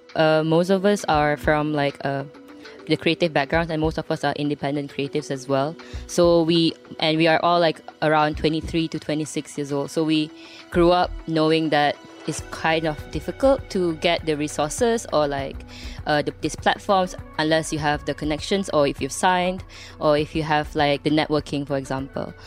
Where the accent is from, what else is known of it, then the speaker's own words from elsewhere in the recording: Subang Jaya, Selangor, Malaysia; I'm from Subang Jaya, and I'm one of the partners of Safe House K L